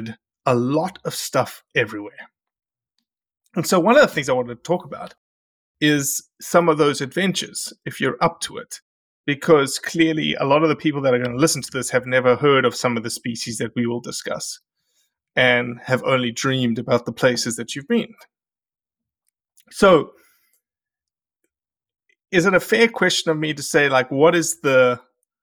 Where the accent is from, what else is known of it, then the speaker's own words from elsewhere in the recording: Australia; moved away as an adult; now in United States; I had to fly back to Australia to see the family.